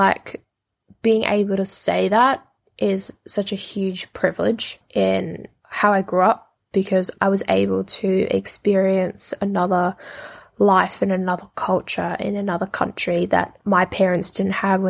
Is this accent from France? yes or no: no; New Zealand; also born or lived in Indonesia; Saying that I am an Indonesian-born Kiwi means that I am accepting, and I love the fact that I am Indonesian and that I got to live in New Zealand for a majority of my life.